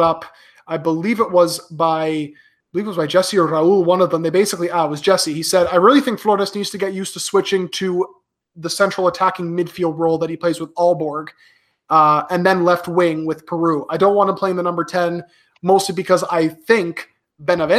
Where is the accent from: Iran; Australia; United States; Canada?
Canada; I'm Canadian born to a Peruvian immigrant